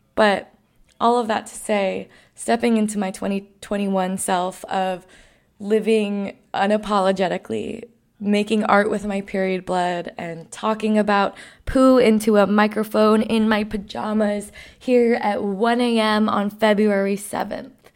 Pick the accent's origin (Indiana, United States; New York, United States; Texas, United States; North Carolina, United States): New York, United States; I grew up around the World Trade Center post nine eleven